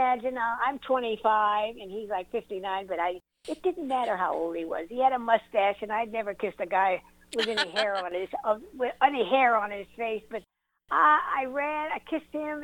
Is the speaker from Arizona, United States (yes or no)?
no; South Dakota, United States; moved away; I was raised in South Dakota